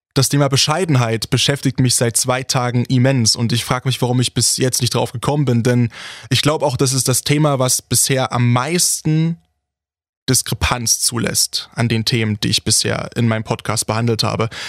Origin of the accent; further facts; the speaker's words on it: Saxony, Germany; hier bei uns in Sachsen